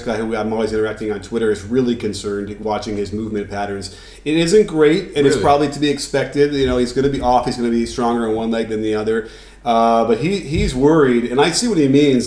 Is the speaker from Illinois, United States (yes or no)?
yes; Chicago, Illinois, United States; I come from Chicago. You know, we come from Chicago, so it's like I'm nearby